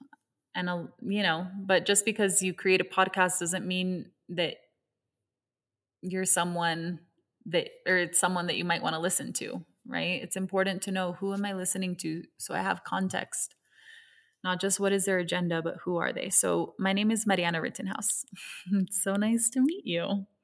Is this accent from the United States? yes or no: no; Hong Kong; My mother is Venezuelan. My father is American, and I was raised in Hong Kong. And so I grew up in an intersection of many different cultures, different languages, and different ways of seeing the world.